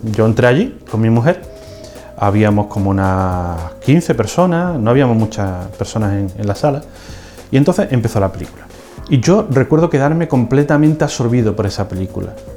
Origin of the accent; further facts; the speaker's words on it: Seville, Andalusia, Spain; also born or lived in Huelva; Los dos somos de Sevilla